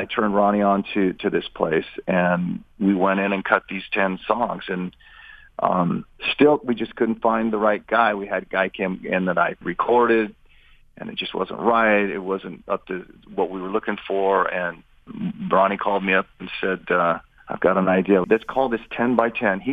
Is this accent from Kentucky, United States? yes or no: no; Redding, California, United States; I'm from Redding, California